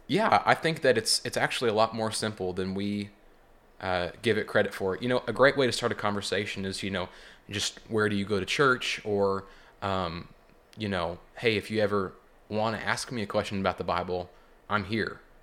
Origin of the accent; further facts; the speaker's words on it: Joplin, Missouri, United States; also born or lived in Seneca, Missouri; I'm from the Joplin area